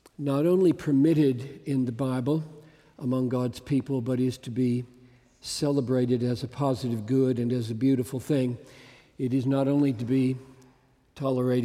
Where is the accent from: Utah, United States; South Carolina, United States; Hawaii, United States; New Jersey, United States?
South Carolina, United States; Greenville; growing up in Greenville, South Carolina